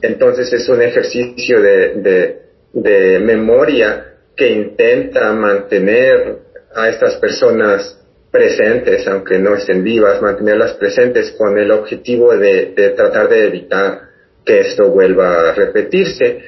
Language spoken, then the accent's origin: Spanish; Ciudad Juárez, Chihuahua, Mexico; nací en Ciudad Juárez